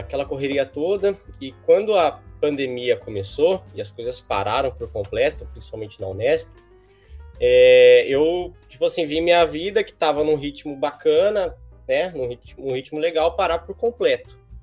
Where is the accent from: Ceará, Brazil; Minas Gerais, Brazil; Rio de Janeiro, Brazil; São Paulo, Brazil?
São Paulo, Brazil; Bauru; eu moro em Bauru, né? É, sou de Bauru